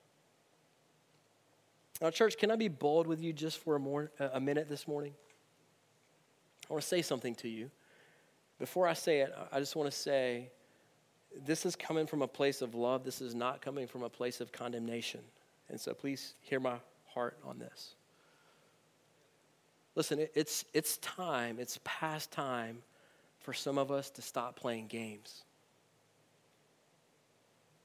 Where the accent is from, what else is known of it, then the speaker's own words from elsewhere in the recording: United States; as American Christians in 2018